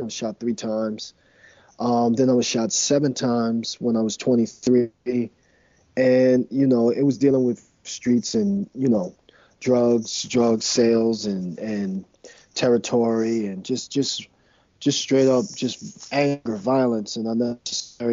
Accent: New York City, New York, United States; I grew up in Manhattan

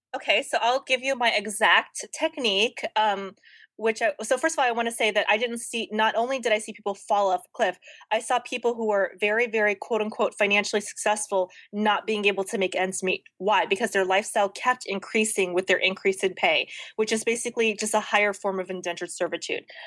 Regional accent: the South, United States; now in Los Angeles, United States; I grew up in the South

